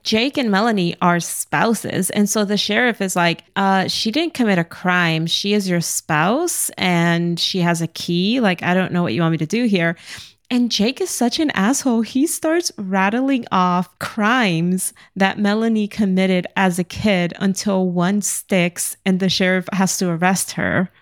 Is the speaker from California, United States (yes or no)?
no; New York City, New York, United States; I grew up in Brooklyn